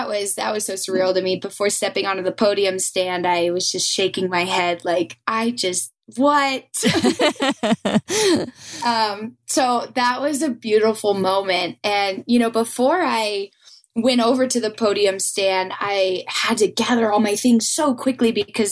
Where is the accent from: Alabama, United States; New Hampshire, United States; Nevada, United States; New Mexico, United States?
Nevada, United States; Reno; back to my hometown